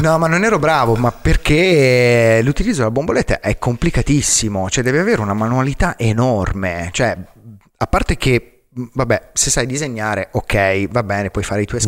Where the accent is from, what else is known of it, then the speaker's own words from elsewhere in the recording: Arezzo, Tuscany, Italy; sono cresciuto ad Arezzo, la, la, patria dei cinghiali ringhiosi.